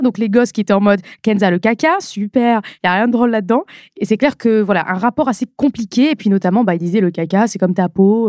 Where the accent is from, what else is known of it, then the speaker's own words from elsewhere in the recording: Nord-Pas-de-Calais, Hauts-de-France, France; also born or lived in Lens; now in Paris region, France; À la base, j'ai grandi, je suis née à Lens. Et ensuite, après mes deux ans, on est parti vivre à Hambourg. Et euh, c'est vraiment dans le Nord-Pas-de-Calais